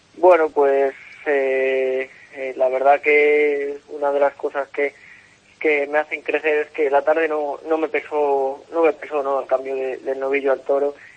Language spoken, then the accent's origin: Spanish; Salamanca, Castile and León, Spain; mi tierra, en Salamanca, donde eh, el aficionado me ha visto crecer